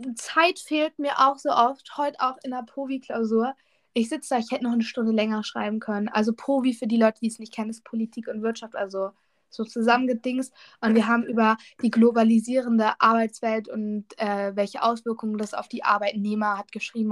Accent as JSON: {"language": "German", "region": "Lower Saxony", "country": "Germany", "said": "bei uns in Niedersachsen"}